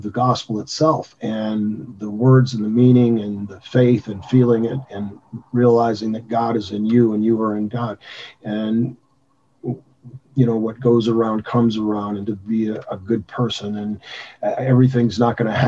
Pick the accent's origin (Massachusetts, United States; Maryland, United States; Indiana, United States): Indiana, United States; Gary; moved away; also born or lived in Tulsa; I was born in Gary, Indiana, which is a very tough city to be raised